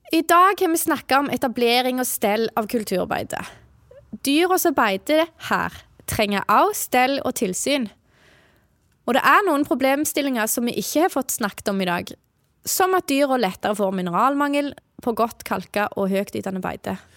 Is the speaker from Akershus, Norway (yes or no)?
no; Jæren, Rogaland, Norway; jeg kommer jo fra Jæren, og der har vi jo ikke tid til å gå på skogen i jula når vi har så mange kyr å molke